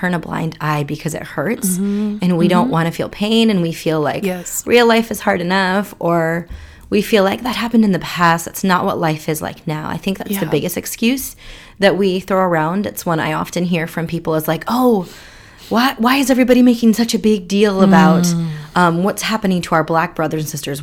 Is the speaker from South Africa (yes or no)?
no; India; also born or lived in Seattle area, United States; now in Seattle, United States; I am a Indian immigrant living in the Seattle area.